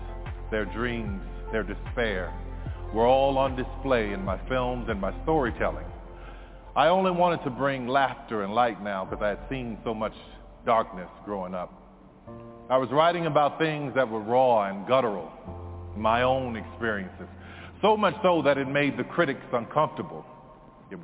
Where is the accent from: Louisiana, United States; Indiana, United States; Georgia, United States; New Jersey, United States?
Louisiana, United States; New Orleans; born or raised there